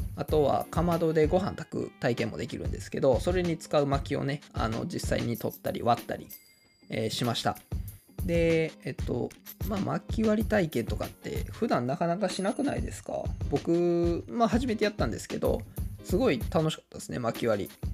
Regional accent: Kawanishi, Hyogo, Japan; 日本でも有数の里山である川西市、えー、出身なんですけれども

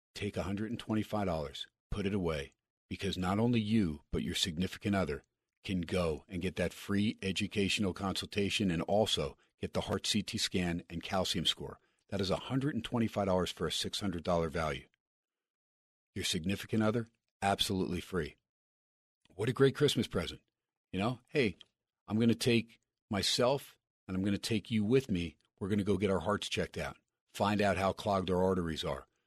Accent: United States; also born or lived in New York; now in Las Vegas, United States; growing up in Jersey and New York, I'm a, I'm a pizzaholic

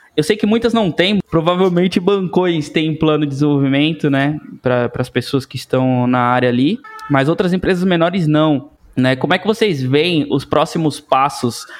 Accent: interior of Bahia, Brazil; moved away as an adult; also born or lived in Salvador; now in São Paulo, Brazil; eu venho do interior da Bahia

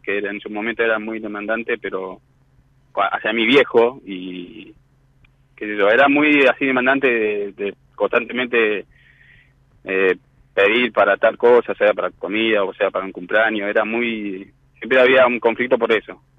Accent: Mar del Plata, Buenos Aires Province, Argentina; moved away as an adult; now in La Plata, Argentina; soy de Madre de Plata y me vine hace siete años acá en La Plata

